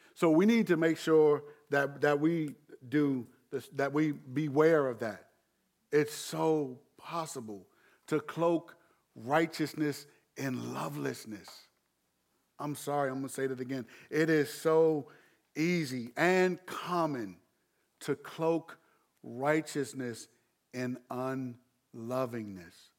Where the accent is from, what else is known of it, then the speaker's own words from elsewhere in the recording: Landover, Maryland, United States; moved away; Growing up in Landover, I, I, I appreciate ride or die. But I'm not only from Landover now.